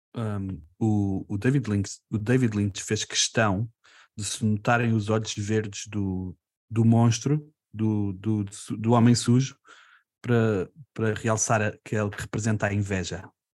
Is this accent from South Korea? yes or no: no; Portugal; somos portugueses